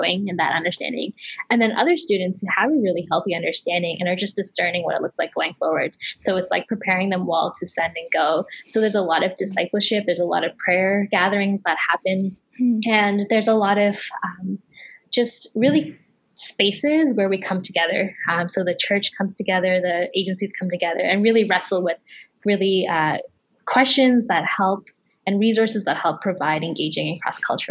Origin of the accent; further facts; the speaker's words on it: Toronto, Ontario, Canada; also born or lived in Kenya; I came when I was fairly young, but I still, half of my family is still in Kenya right now. So okay. I grew up in Toronto, Canada